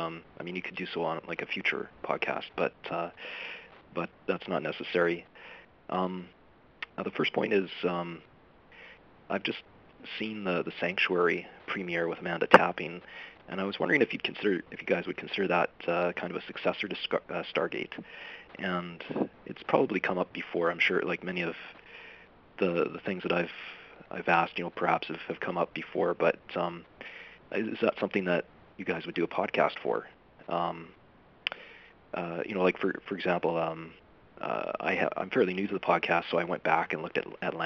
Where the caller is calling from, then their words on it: Vancouver, British Columbia, Canada; I'm from Vancouver, BC.